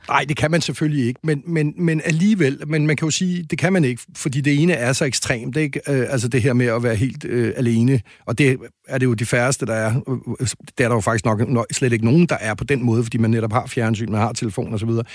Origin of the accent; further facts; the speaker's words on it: Denmark; vi er blevet mindet om som danskere og som almindelige borgere